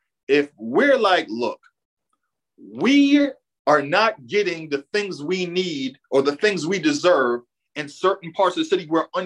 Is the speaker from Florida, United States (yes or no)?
no; Boston, Massachusetts, United States; I was born and raised in Boston.